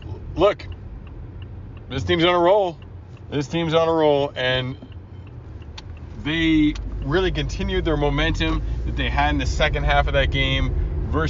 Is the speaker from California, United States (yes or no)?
no; Minnesota, United States; now in New England, United States; I grew up in Minnesota